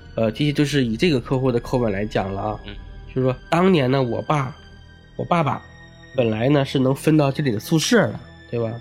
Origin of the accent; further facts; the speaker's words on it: hometown of Fengmen Village, Henan, China; moved away; 我们老家有一个全国闻名的一个鬼村哦。，封门村